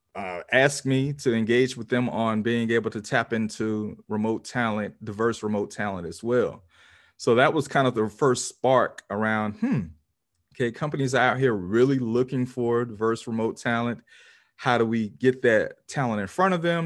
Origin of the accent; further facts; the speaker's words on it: Pensacola, Florida, United States; my hometown of Pensacola, Florida